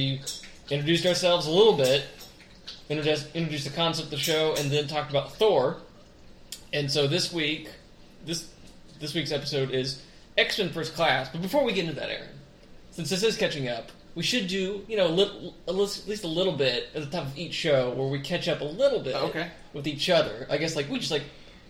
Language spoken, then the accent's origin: English; Texas, United States; moved away; I'm originally from Texas